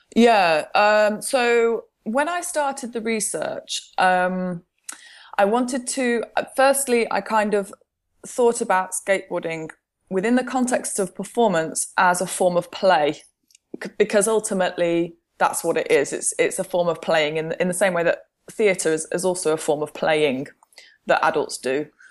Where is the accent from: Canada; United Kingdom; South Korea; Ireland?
United Kingdom; Midlands; also born or lived in Milton Keynes; I'm from the Midlands, and one of the places that I used to skateboard when I was an adolescent, uh, was in Milton Keynes.